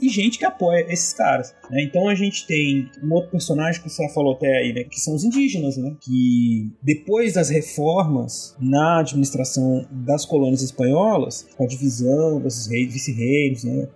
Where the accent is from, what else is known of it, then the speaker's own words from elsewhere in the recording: Brazil; nós brasileiros